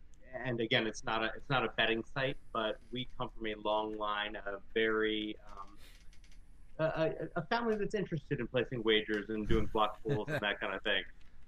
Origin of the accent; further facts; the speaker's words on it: Baltimore, Maryland, United States; now in New England, United States; born and raised in Baltimore, but I'm regretfully living, up in New England.